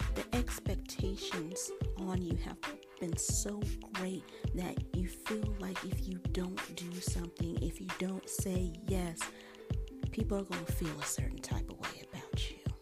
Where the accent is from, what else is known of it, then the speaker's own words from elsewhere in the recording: Colorado, United States; where I grew up in Colorado